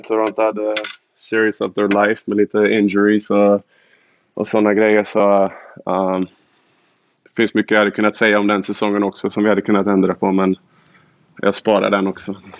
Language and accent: Swedish; Borås, Västra Götaland, Sweden; also born or lived in Luleå; now in Michigan, United States; jag kommer från Boråstrakten, jag har spelat i Luleå